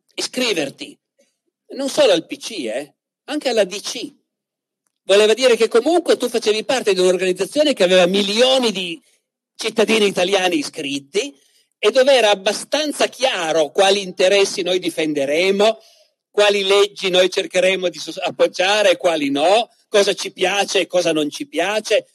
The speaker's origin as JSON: {"language": "Italian", "region": "Piedmont", "country": "Italy", "said": "in Piemonte, dalle mie parti, nel Canavese"}